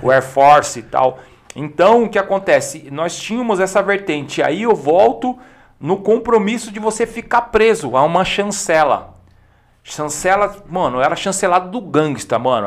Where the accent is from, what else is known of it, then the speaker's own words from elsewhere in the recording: Campinas, São Paulo, Brazil; a gente é de Campinas